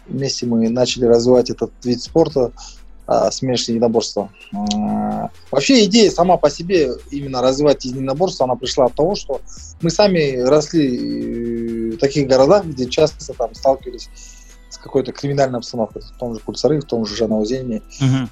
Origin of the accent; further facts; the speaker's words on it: Kulsary, Atyrau Region, Kazakhstan; also born or lived in Mangystau Region; now in Aktau, Kazakhstan; Я сам родился здесь, в Мангистауской области. А, но вырос в городе Курсары Атравской области